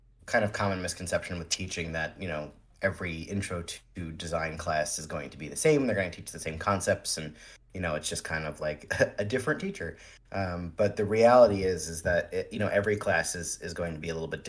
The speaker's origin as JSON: {"language": "English", "region": "central New Jersey", "country": "United States", "tie": "born or raised there", "also_born_or_lived": "New York", "said": "I was born in Jersey City, and I was raised in central Jersey in a sort of smaller town."}